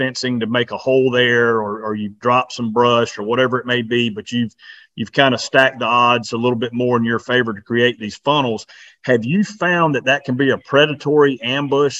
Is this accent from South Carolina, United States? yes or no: yes; South Carolina, United States; we're from South Carolina